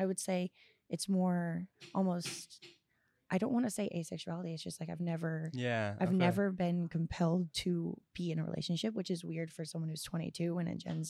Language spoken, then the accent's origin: English; Florida, United States; also born or lived in Scotland / Costa Rica; So like I grew up in Florida, but I also grew up in Scotland and in Costa Rica and in like other countries and other cultures.